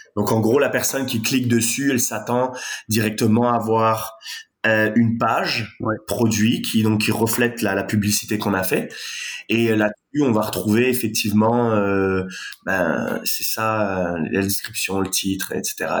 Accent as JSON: {"language": "French", "country": "France", "accent": "French", "moved": "as an adult", "lives_now": "Montreal, Canada", "said": "comme vous pouvez l'entendre à mon accent, je suis français"}